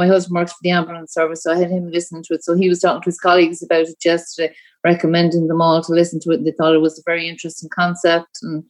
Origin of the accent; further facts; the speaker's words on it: Mallow, Munster, Ireland; now in Ballybunion, Ireland; I'm from Mallow, living in Ballybunion